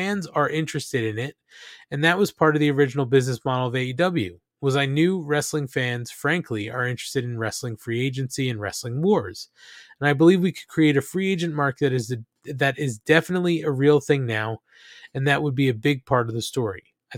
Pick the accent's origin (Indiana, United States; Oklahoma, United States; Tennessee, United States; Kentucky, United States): Tennessee, United States; Nashville; I was born and raised here in Nashville